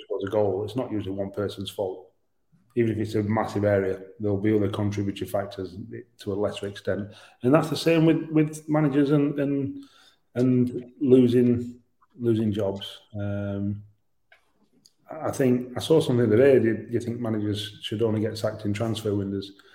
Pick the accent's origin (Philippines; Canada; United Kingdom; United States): United Kingdom; Yorkshire and the Humber; I'm a Yorkshireman.